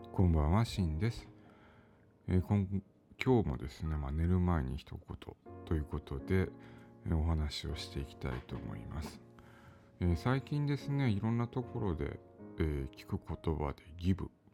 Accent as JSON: {"language": "Japanese", "country": "Japan", "tie": "born or raised there", "said": "私は日本に生まれてきて"}